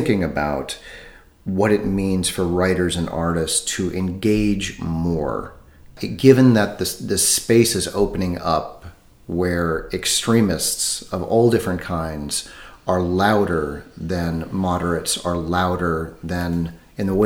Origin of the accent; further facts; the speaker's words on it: United States; moved away as an adult; now in Europe; I'm American, but I've been living in Europe for about, I think it's 23 years now.